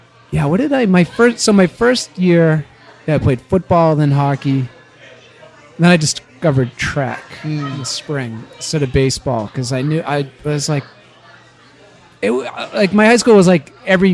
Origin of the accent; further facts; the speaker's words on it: Dorchester, high school in Danvers, Massachusetts kid, United States; I was born in Dorchester. The infamous Dorchester.